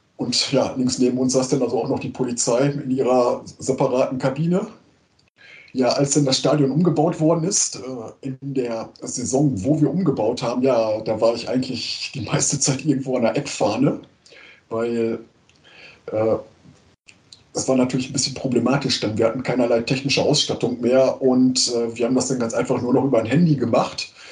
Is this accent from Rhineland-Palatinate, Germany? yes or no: no; Münster, North Rhine-Westphalia, Germany; moved away as an adult; now in Eupen, Belgium; ich komme gebürtig aus Münster und ich wohne seit ungefähr 20 hm, Jahren in Eupen in Belgien